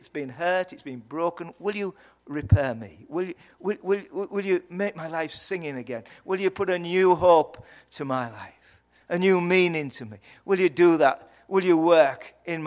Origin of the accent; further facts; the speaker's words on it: Yorkshire and the Humber, United Kingdom; accent: Yorkshire; I hope you understood my accent. It's from Yorkshire.